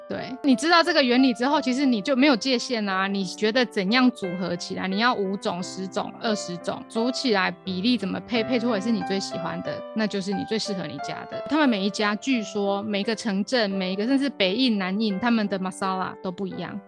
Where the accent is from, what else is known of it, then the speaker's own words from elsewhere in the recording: Taiwan; 我们台湾人，台湾长大的小孩